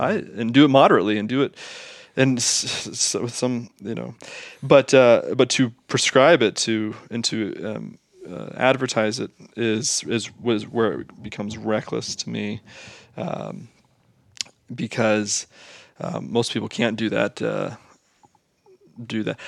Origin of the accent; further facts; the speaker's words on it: Southwest Ohio, United States; we're from Southwest Ohio